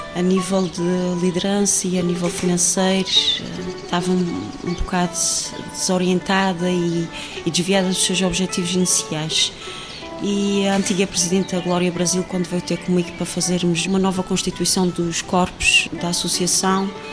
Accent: São Mateus da Calheta, Azores, Portugal; fui criada aqui no Porto de São Mateus

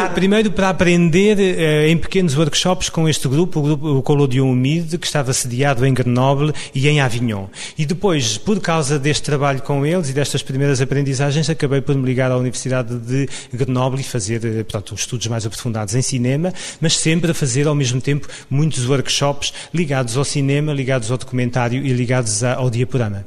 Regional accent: Samora Correia, Lisbon, Portugal; A minha, digamos, a minha formação cultural em Samora Correia, a terra onde nasci

